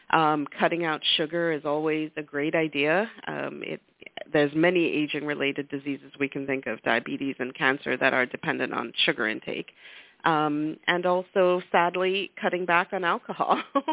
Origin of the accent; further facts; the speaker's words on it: Lesotho; moved away as an adult; now in United States; So I grew up in Africa, in a tiny little country in the heart of completely landlocked by South Africa. And the reason I came to the U.S. for college was because at the time, South Africa was an apartheid country.